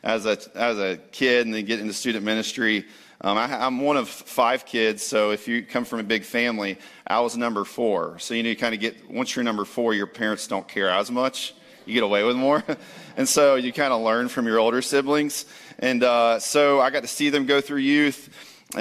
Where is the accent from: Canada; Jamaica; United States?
United States; Jacksonville, Florida; moved away as an adult; also born or lived in Texas / Dallas; now in Palm Coast, United States; born and raised in Jacksonville